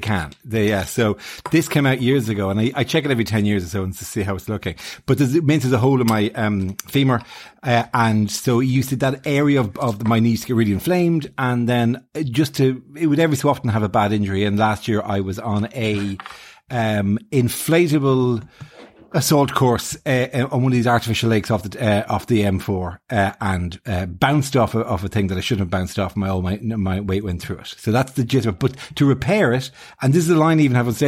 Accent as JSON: {"language": "English", "country": "Ireland", "said": "us in Ireland"}